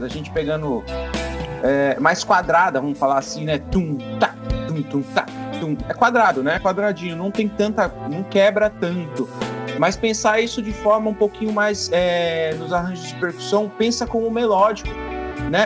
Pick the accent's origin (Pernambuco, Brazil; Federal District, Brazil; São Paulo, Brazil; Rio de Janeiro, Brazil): São Paulo, Brazil; Peruíbe; sou aqui da cidade de Peruíbe